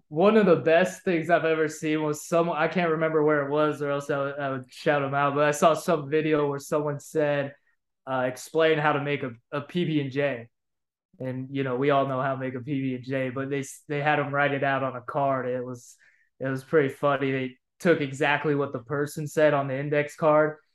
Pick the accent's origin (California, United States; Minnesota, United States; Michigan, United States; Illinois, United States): California, United States; Bay Area; moved away as an adult; I was from the Bay Area